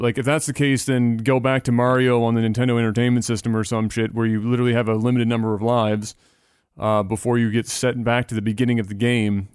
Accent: Canada; as a Canadian

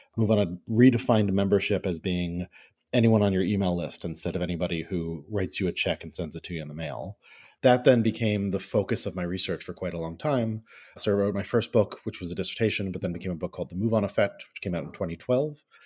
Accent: Rockville, Maryland, United States; I grew up in Rockville, Maryland, uh, Washington, D C suburbs

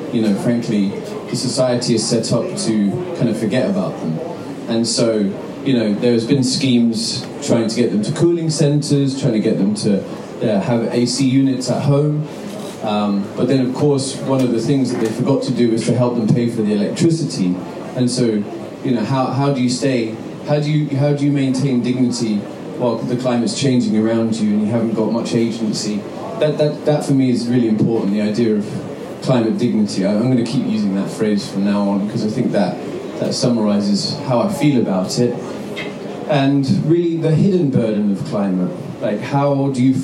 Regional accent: United Kingdom; now in New York, United States; I'm from the UK originally

